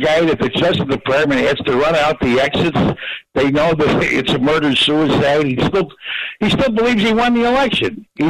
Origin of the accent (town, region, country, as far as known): Chicago, Illinois, United States